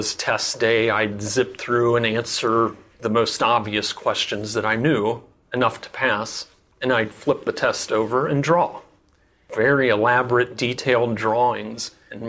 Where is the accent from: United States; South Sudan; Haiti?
United States; Cincinnati, Ohio; now in Gambier, United States; I'm originally from Cincinnati, Ohio.